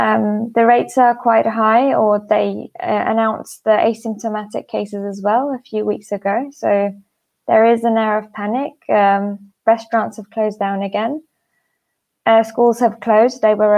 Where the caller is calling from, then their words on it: Istanbul, Turkey; I'm calling in from Istanbul, Turkey.